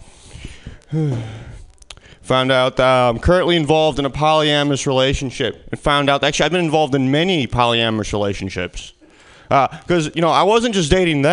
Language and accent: English; Midwest, United States; moved away as an adult; now in California, United States; originally, I'm from the Midwest. This is winter back where I come from. This is my second year in California without it